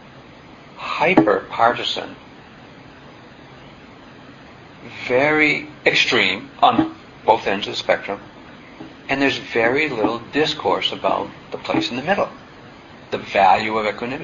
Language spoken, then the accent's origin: English; New England, United States; I'm from New England, and you know, we are self-reliant to a fault